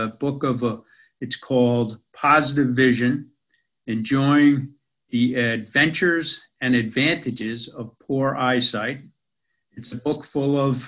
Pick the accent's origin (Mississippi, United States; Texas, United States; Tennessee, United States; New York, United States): New York, United States; New York City; moved away as an adult; now in Australia; I spent most of my life, as you can tell from my accent, in America. Most of that in New York City